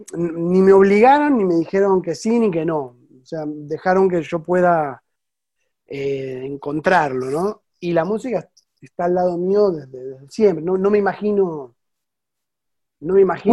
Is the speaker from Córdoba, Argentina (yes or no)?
no; Buenos Aires, Argentina; moved away as an adult; now in France; yo soy porteño